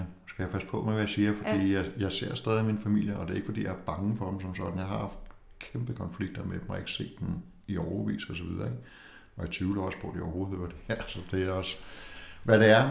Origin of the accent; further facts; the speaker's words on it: Copenhagen, Capital Region of Denmark, Denmark; jeg kommer fra København